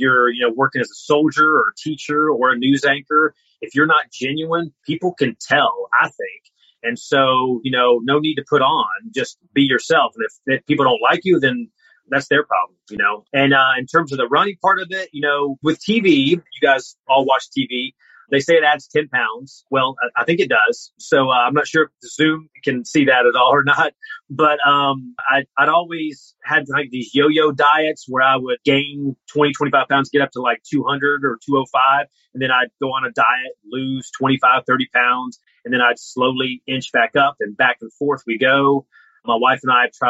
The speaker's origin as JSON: {"language": "English", "region": "North Carolina mountains", "country": "United States", "tie": "born or raised there", "moved": "yes", "lives_now": "Columbus, United States", "said": "I grew up in the North Carolina mountains"}